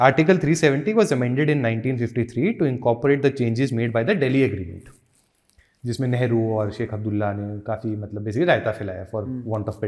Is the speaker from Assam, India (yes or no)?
no; Una, Himachal Pradesh, India; मैं ऊना से हूँ मेरी गर्लफ्रेंड जम्मू हुई है